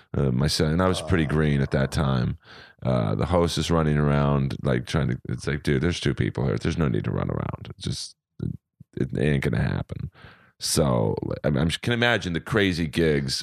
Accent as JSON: {"language": "English", "town": "Los Angeles", "region": "California", "country": "United States", "tie": "born or raised there", "said": "I grew up in Bel Air."}